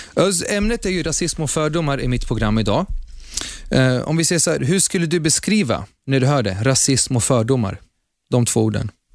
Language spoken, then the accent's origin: Swedish; Sweden; Som svensk med utländsk bakgrund innebär att Sverige är mitt första hem